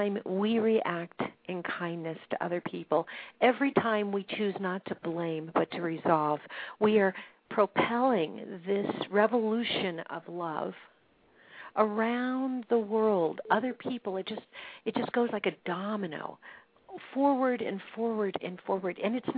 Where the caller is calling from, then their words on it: Colorado Springs, Colorado, United States; Bob is calling in from Washington, D.C., and I am calling in from Colorado Springs